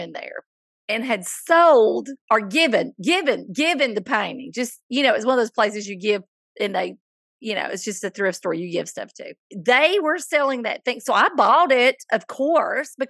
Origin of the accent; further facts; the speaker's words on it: Coleman, the South, United States; my hometown of Coleman